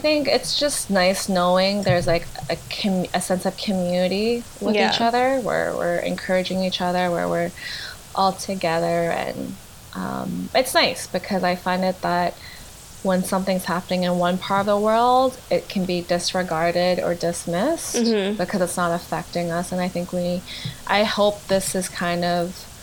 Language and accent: English; Canada; I feel very proud to be Canadian